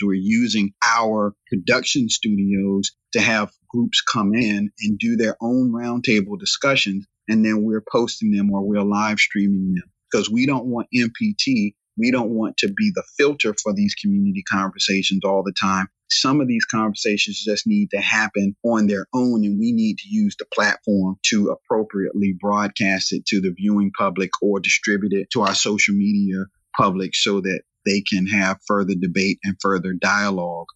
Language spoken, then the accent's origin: English; Raleigh, North Carolina, United States; I'm from Southeast Raleigh, this became a predominantly black area